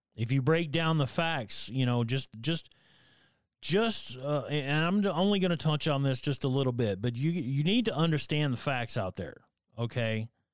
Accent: Northern Alabama, United States; growing up in Northern Alabama

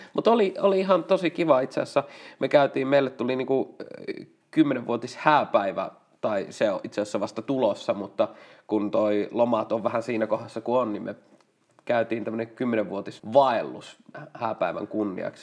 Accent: Lapua, South Ostrobothnia, Finland; mä oon Lapualta

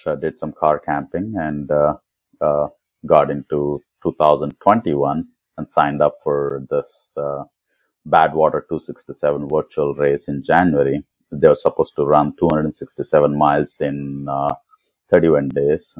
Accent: Hyderabad, Telangana, India; now in San Diego, United States; I'm originally from Hyderabad. I mean from India

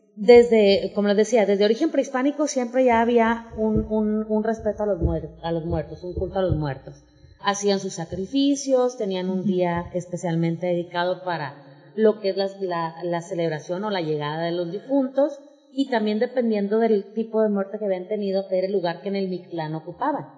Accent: Mexico; nuestra identidad como mexicanos, como mexicanas

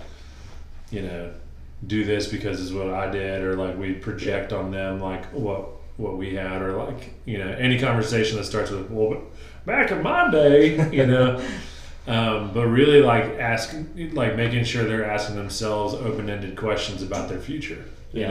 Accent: Florida, United States; growing up in Florida

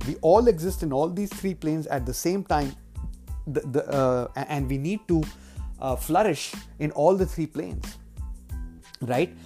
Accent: India; in my childhood, uh, while growing up in India

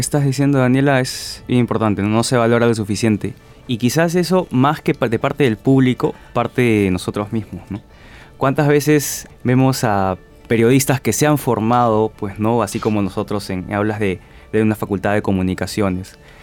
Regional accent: Peru; como peruanos

